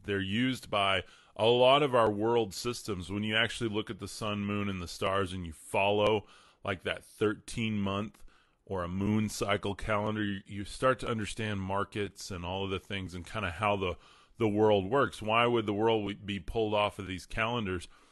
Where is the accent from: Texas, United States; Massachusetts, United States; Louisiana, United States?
Texas, United States; Amarillo; born and raised in Amarillo, Texas, West Texas